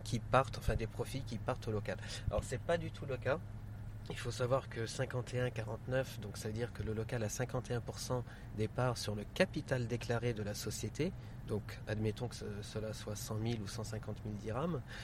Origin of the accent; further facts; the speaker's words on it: Paris, Île-de-France, France; also born or lived in United Arab Emirates; now in Dubai, United Arab Emirates; Je suis né en France, grandi à Paris. Et en fait, on s'est définitivement installé aux Émirats en l'an 2000.